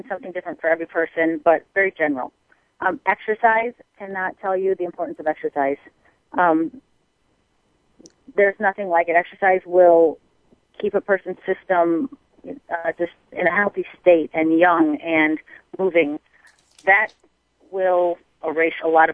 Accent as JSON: {"language": "English", "region": "Michigan", "country": "United States", "tie": "born or raised there", "also_born_or_lived": "Texas", "moved": "as an adult", "lives_now": "Arizona, United States", "said": "I was born and raised in Michigan"}